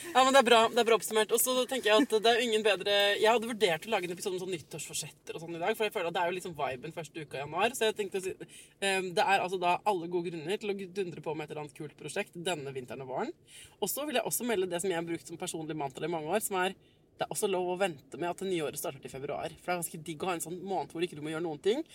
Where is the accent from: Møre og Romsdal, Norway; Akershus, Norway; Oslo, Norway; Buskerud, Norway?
Oslo, Norway; jeg er født på Ullevål sykehus